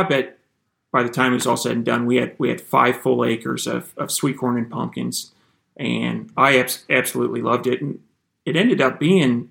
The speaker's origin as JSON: {"language": "English", "region": "Iowa", "country": "United States", "tie": "born or raised there", "said": "So I grew up in Iowa and had four younger brothers"}